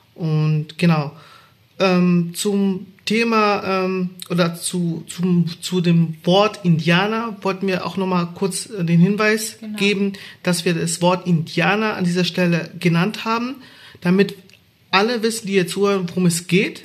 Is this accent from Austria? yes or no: no; Baden-Württemberg, Germany; Ich bin in Baden-Württemberg groß geworden